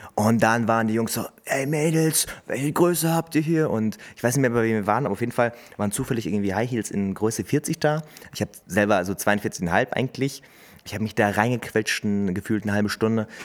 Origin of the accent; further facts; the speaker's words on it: Hameln, Lower Saxony, Germany; wo kommst du denn eigentlich her? Dann sage ich halt Hameln.